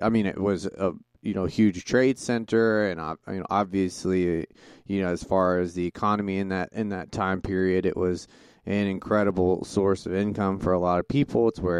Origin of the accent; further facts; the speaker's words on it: Montana, United States; born there; also born or lived in Texas; I was born in Montana and lived down there in Texas, and family's from Oklahoma, so.